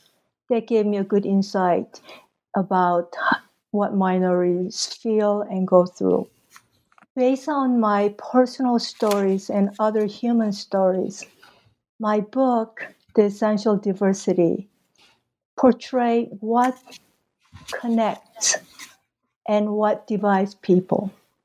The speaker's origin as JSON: {"language": "English", "region": "Mexico City", "country": "Mexico", "tie": "born or raised there", "said": "You know, I guess I came from Mexico City, where I attended the American high school for 4 years. And that was in late 60s, early 70s."}